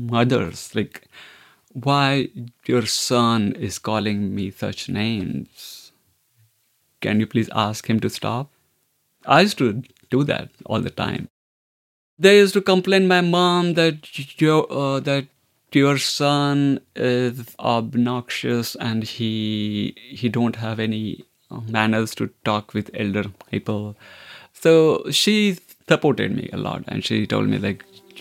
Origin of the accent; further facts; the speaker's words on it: Mumbai, Maharashtra, India; moved away as an adult; also born or lived in London; now in Ireland; I grew up in the north part of Bombay in upper middle class family.